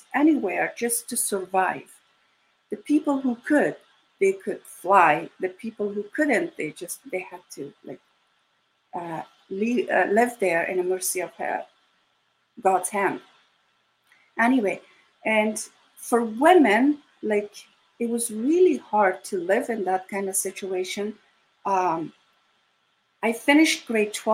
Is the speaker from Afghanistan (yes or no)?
yes; Kabul, Afghanistan; first language Dari; English is a second language; moved away; I was born in Kabul, Afghanistan. I was 9 years old, 8, 9 years old, when the war between communist government and Mujahideen started